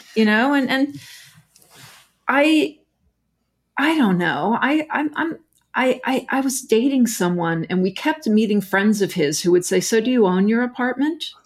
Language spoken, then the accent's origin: English; Texas, United States; moved away as an adult; now in New York, United States; I grew up in Texas